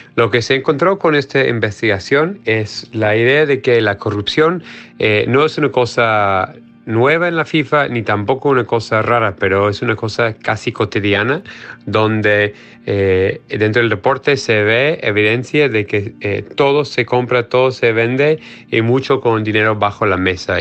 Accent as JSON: {"language": "Spanish", "country": "United States", "said": "soy periodista norteamericano"}